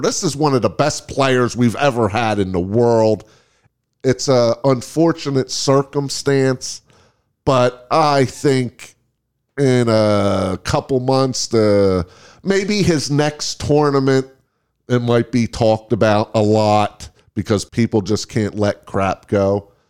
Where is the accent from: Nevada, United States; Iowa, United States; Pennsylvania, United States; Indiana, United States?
Nevada, United States; Las Vegas; we are from Las Vegas.